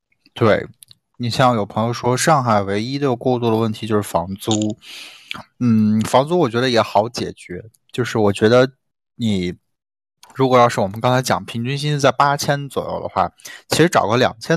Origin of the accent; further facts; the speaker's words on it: Xiamen, Fujian, China; 哇，小林居然是福建人，我是厦门人啊！